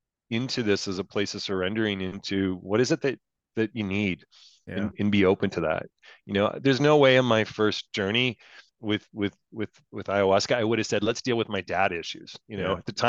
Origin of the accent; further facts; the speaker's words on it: Canada; I'm a Canadian